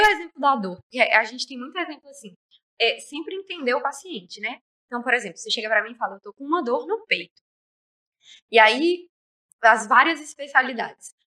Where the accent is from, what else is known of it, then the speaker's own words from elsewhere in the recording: Nanuque, Minas Gerais, Brazil; moved away as an adult; now in Governador Valadares, Brazil; Eu cresci em Nanuque a vida inteira. E aí eu mudei pra cá por causa da faculdade.